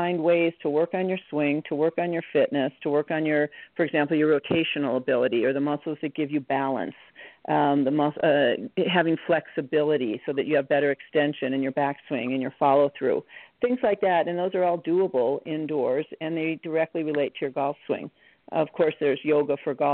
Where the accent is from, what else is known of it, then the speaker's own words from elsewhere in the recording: Wisconsin, United States; I grew up in Wisconsin